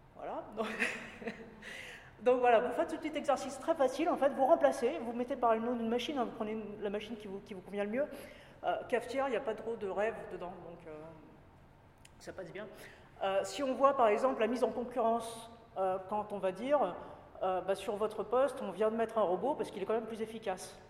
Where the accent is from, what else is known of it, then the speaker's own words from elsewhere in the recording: Paris, Île-de-France, France; moved away as an adult; also born or lived in Japan / Poitiers / Italy; now in Nantes, France; je suis parisienne d'origine